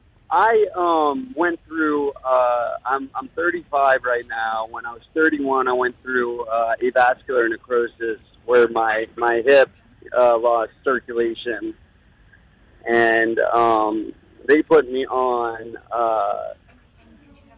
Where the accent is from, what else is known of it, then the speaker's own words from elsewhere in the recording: New Orleans, Louisiana, United States; I'm from New Orleans.